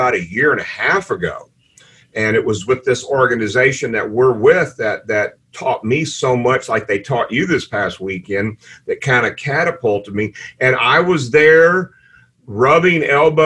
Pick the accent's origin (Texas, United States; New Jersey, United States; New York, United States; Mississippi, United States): Texas, United States; Houston; I'm from Houston, Texas